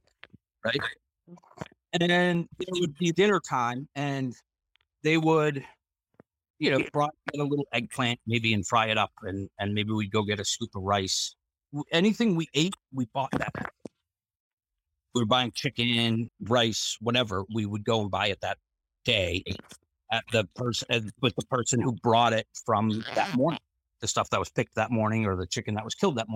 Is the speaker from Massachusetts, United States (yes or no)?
yes; Boston, Massachusetts, United States; moved away as an adult; growing up in the Boston area